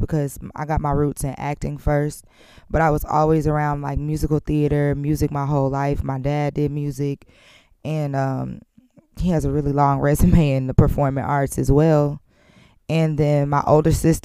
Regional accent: Tennessee, United States; I'm from Tennessee.

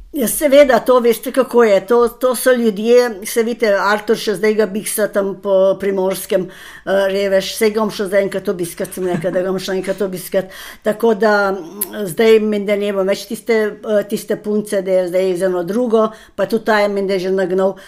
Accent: Slovenia; Slovenci smo zelo pridni, pošteni in delovni

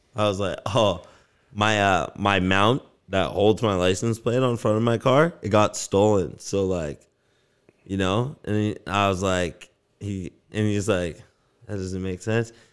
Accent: Las Vegas, Nevada, United States; also born or lived in Canada; now in Vancouver, Canada; growing up in Vegas, it was the same fucking house every

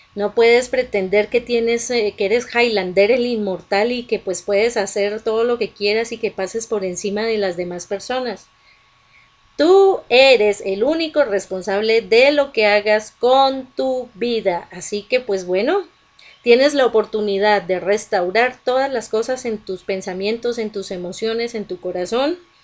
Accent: Colombia; en Colombia, aquí en mi país

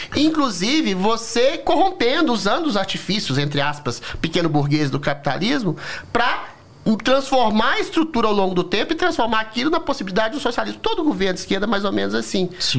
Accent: Belo Horizonte, Minas Gerais, Brazil; Belo Horizonte, que é a minha cidade natal

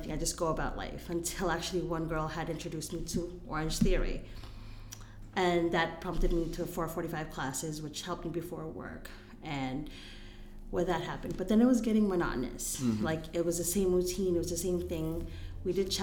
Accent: Philippines; moved away; I grew up in the Philippines, which is a third world country

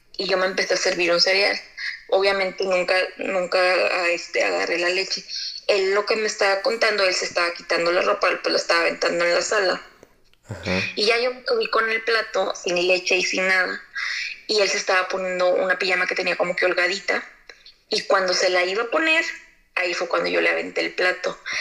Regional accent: Tampico, Tamaulipas, Mexico; now in Monterrey, Mexico; Soy de Tampico, pero radico en Monterrey

